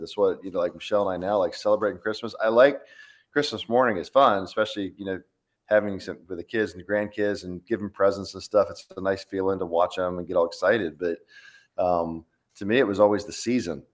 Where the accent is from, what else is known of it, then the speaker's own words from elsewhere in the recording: Florida, United States; moved away; growing up in Florida